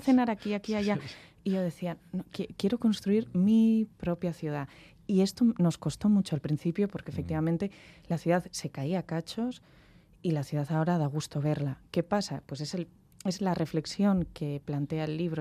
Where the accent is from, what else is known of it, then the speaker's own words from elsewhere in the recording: Santander, Cantabria, Spain; yo soy de Santander